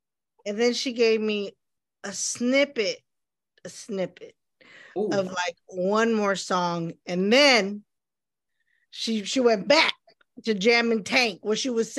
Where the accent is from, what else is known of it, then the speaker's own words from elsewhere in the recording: Ohio, United States; now in Texas, United States; I'm from Ohio and living in Texas.